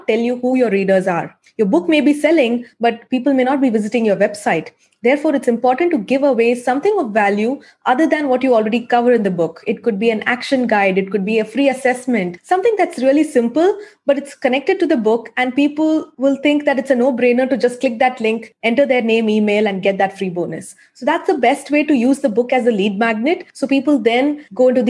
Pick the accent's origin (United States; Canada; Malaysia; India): India; Chennai, Tamil Nadu; I'm from Chennai.